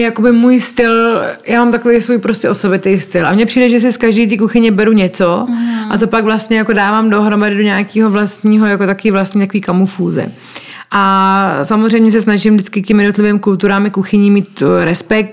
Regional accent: Czechia; moved away as an adult; now in Costa Rica; to moje srdce vlastně pořád patří sem do Čech a proto se sem pořád vracím

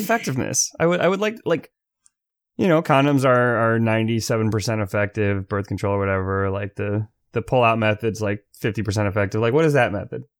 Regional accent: United States; I'm from America

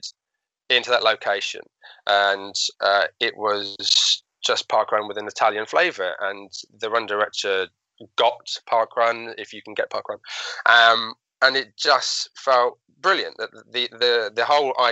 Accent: Hatfield, East of England, United Kingdom; that's my hometown in Hatfield in Hertfordshire, which is just north of London

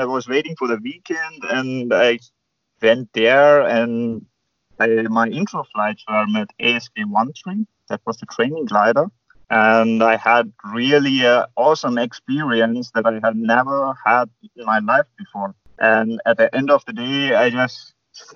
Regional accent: India; moved away as an adult; now in Germany; there are quite few glider clubs in India, and I never even had a chance to fly gliders at my home country

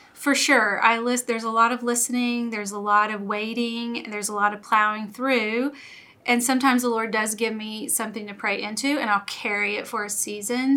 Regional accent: Louisiana, United States; moved away as an adult; I grew up in Louisiana uh, lived there all of my life until we moved here about 11 years ago

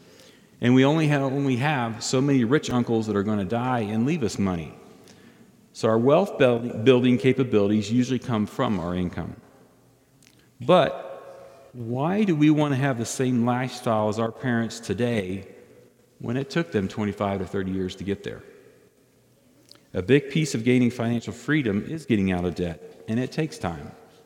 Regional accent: Belgium; And because of my fluency in French from growing up in Belgium, I passed the first of two phases of testing.

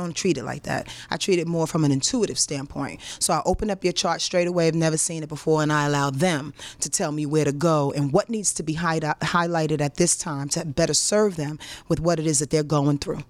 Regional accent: Yonkers, New York, United States; I'm from Yonkers.

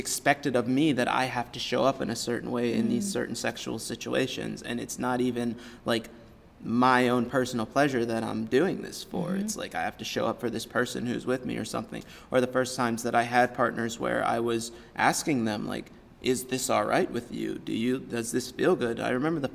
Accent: United States; as an American male

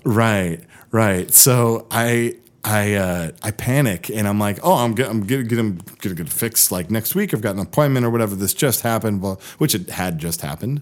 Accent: Seattle, Washington, United States; also born or lived in Bellingham, Washington / Los Angeles; I was born in Seattle. When I was eleven, I moved to the Bellingham area, then moved back to Seattle about six years ago

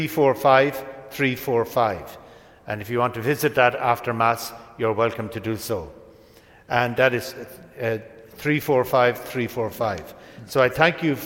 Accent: Ireland; In my hometown in Ireland

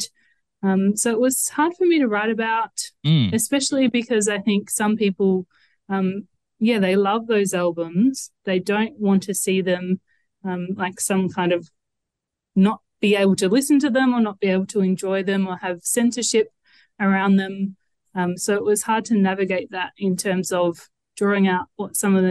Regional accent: Adelaide, South Australia, Australia; I'm from Adelaide

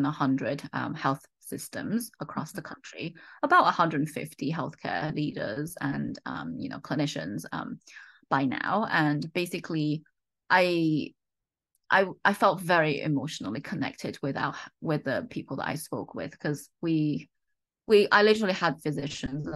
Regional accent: United Kingdom; accent: slight British; moved away as an adult; also born or lived in Oxford, United Kingdom; now in United States; You may have guessed that from my slight British accent, I grew up in the UK

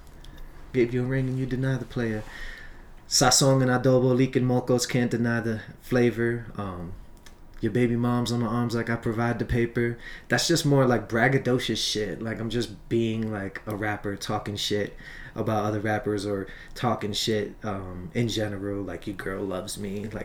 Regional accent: Long Island, New York, United States; also born or lived in Brooklyn; I was born in Brooklyn, and then I was raised in Long Island

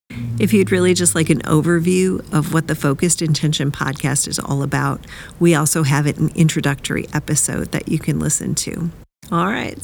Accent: Wisconsin, United States; moved away; also born or lived in Nashville; I grew up in Wisconsin

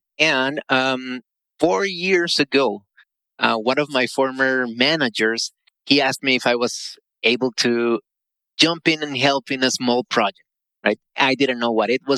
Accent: Costa Rica; I live in Costa Rica, by the way, born and raised in Costa Rica.

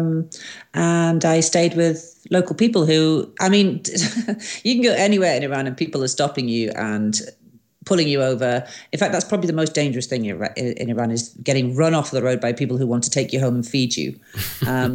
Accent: Wales, United Kingdom; I'm a Welsh girl

